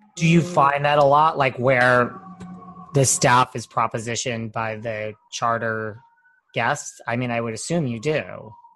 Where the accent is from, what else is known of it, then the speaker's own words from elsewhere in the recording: New York, United States; I'm from New York